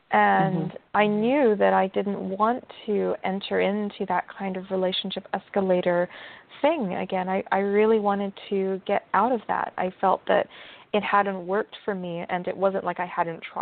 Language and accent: English; England, United Kingdom; you know, I, I, I grew up in England and, uh, for part of my life